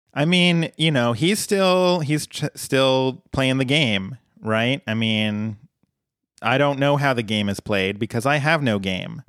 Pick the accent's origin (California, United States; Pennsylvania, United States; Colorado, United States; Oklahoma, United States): Colorado, United States; moved away as an adult; I grew up in Colorado and I lived there until I was thirty.